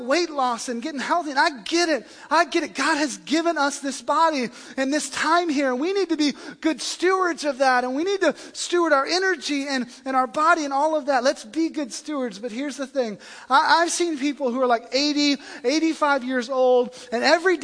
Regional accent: the South, United States; I come from the South

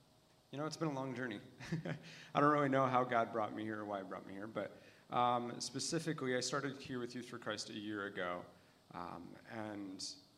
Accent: Metamora, United States; when I was growing up in Metamora

